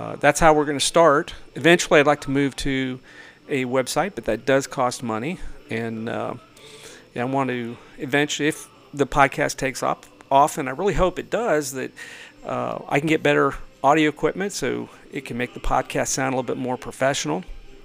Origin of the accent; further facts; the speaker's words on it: San Francisco, California, United States; moved away as an adult; also born or lived in Maryland; now in Tipton County, United States; Originally from California, born and raised in San Francisco.